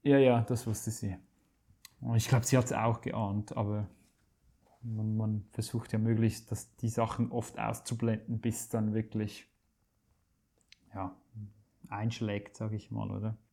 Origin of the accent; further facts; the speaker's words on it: Switzerland; ich komme aus der Schweiz und bin gelernter Koch, ursprünglich aufgewachsen in einem Familienbetrieb meines Vaters